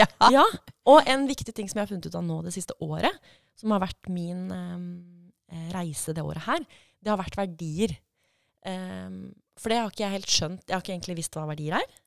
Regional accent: Fredrikstad, Østfold, Norway; also born or lived in Nesodden / Oslo / Edinburgh; now in Drammen, Norway; jeg er opprinnelig fra Fredrikstad, flytta til Nesodden

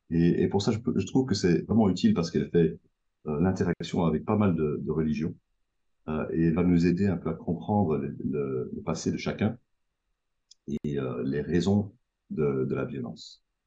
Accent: Belgium; je, viens de Belgique, je suis à Bruxelles actuellement

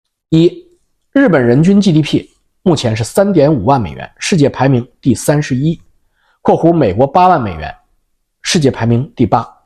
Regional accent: Canada; 你比如说我们加拿大人是或者美国人去日本旅游

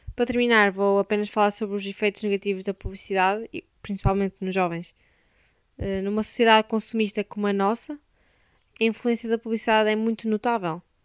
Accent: Braga, Norte, Portugal; sou de Braga

